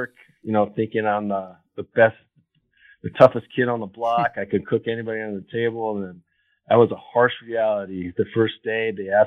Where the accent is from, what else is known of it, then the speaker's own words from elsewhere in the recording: Los Angeles, California, United States; moved away as an adult; also born or lived in Washington, D.C. / Colorado; I grew up here in Los Angeles.